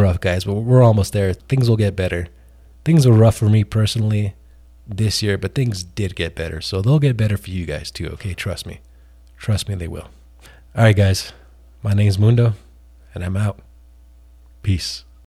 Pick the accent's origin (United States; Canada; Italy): United States; New Mexico; New Mexico, which is my home state